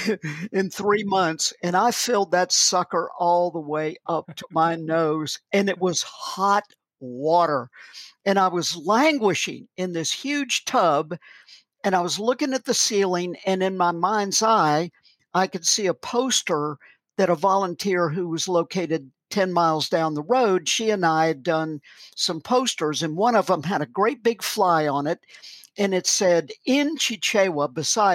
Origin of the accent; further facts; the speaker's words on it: the South, United States; I'm an American.